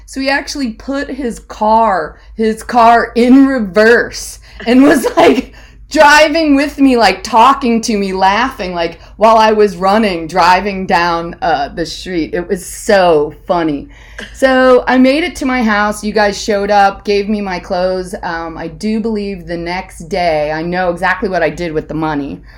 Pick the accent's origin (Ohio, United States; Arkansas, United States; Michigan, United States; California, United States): Ohio, United States; Hudson; I grew up in Hudson, Ohio.